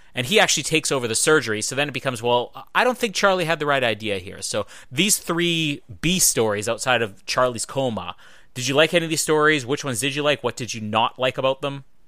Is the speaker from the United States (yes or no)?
no; Winnipeg, Manitoba, Canada; Winnipeg, my hometown